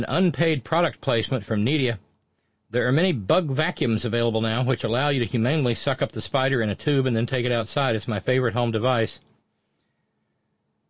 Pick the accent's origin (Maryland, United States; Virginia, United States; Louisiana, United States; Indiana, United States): Maryland, United States; Baltimore; moved away; also born or lived in Alabama; I grew up in Balmer